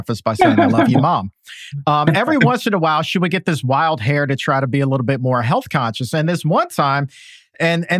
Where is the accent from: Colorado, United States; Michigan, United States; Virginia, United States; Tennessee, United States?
Virginia, United States; Norfolk; I grew up in Norfolk, Virginia